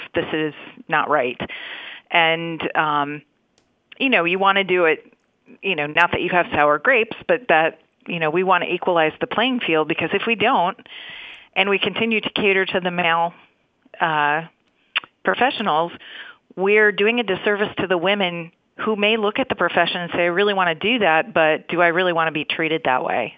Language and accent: English; Minnesota, United States; I grew up in Minnesota